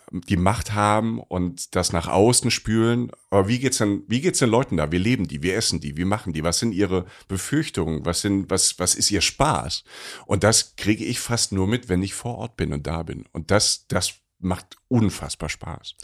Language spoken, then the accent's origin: German; Rhineland-Palatinate, Germany; ich komme aus der Pfalz